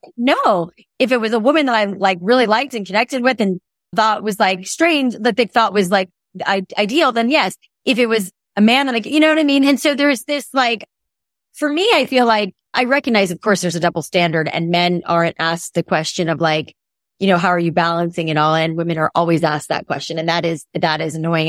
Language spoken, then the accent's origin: English; South Florida, United States; growing up in South Florida